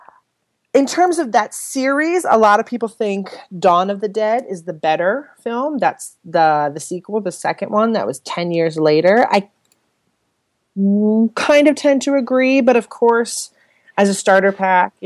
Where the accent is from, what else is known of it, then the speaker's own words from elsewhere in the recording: Pittsburgh, Pennsylvania, United States; I'm from Pittsburgh